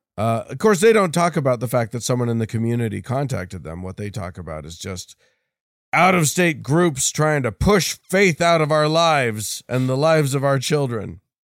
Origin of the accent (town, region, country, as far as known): Utah, United States